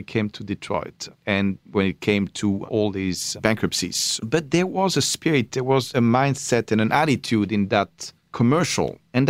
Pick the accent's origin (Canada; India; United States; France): France; Paris, Île-de-France; born or raised there